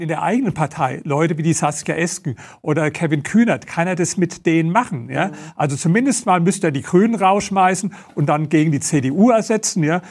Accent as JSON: {"language": "German", "country": "Germany", "said": "wir als Deutsche"}